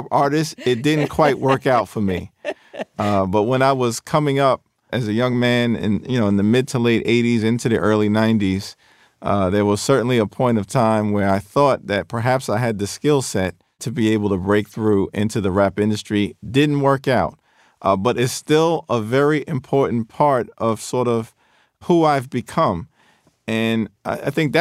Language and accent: English; New York City, New York, United States; the working class neighborhoods that I were raised in Central Brooklyn, Crown Heights